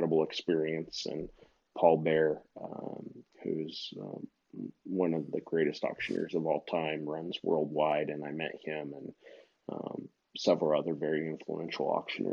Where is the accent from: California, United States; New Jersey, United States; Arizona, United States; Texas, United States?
Arizona, United States; Phoenix; I grew up in an auction barn because, as you know, my stepmom ran an auction barn, a livestock auction barn here in the Phoenix metro area